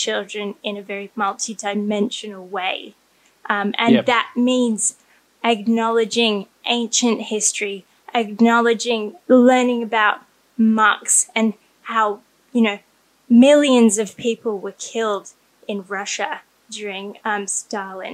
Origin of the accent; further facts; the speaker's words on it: Australia; I grew up in Australia, so it's a very modern culture.